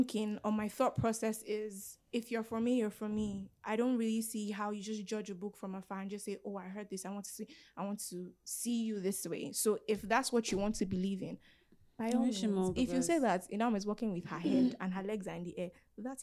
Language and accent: English; Lagos, Nigeria; I am from Lagos